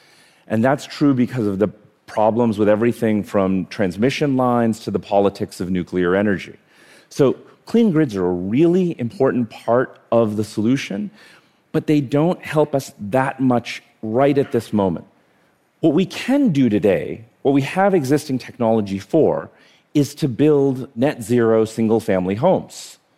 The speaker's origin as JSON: {"language": "English", "country": "India", "tie": "born there", "said": "So I was born in India. I have actually 50 first cousins."}